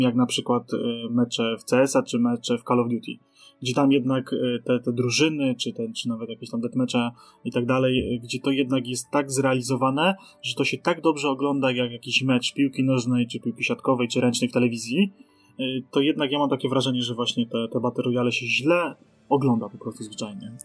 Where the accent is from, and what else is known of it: Poland